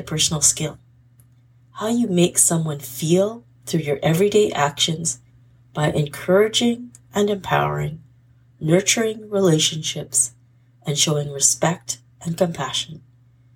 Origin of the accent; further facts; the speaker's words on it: British Columbia, Canada; I am from British Columbia, Canada